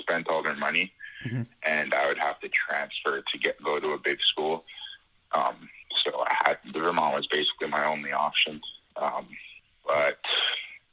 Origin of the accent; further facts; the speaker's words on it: Ottawa, Ontario, Canada; I'm from Ottawa, Ontario in Canada